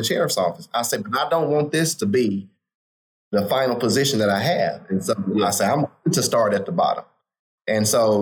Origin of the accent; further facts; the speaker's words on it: Humphrey, Arkansas, United States; I grew up in a town of less than 900 people, Humphrey, Arkansas, and had a very good childhood.